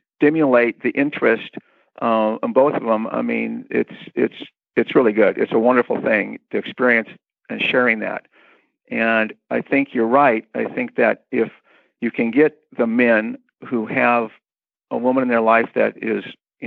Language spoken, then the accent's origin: English; Newport Beach, California, United States; I grew up in Newport Beach, surfer and sailing